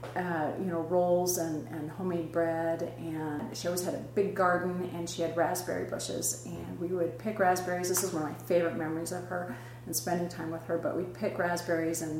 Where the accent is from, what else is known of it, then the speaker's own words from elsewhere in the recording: Burley, Idaho, United States; moved away; I'm originally from Southern Idaho, Burley, Idaho.